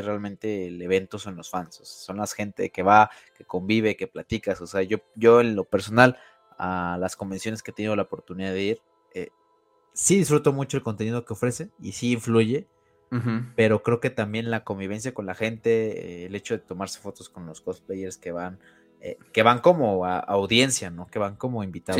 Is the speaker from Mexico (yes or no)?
yes; Mexico; nosotros como mexicanos